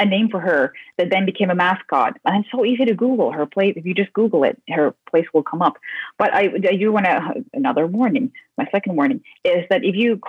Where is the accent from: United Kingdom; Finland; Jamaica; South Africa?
Finland; I'm from Finland